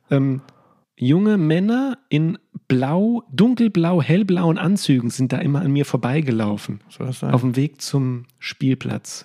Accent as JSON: {"language": "German", "town": "Limburg an der Lahn", "region": "Hesse", "country": "Germany", "tie": "born or raised there", "said": "aus meiner Heimatstadt aus Limburg"}